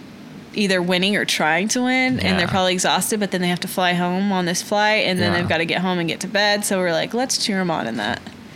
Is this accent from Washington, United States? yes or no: no; Oklahoma City, Oklahoma, United States; I'm born and raised in Oklahoma City.